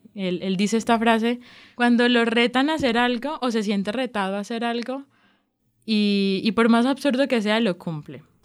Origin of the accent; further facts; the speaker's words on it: Barranquilla, Atlántico, Colombia; now in Medellín, Colombia; soy de Barranquilla, vivo en Medellín hace 12 años aproximadamente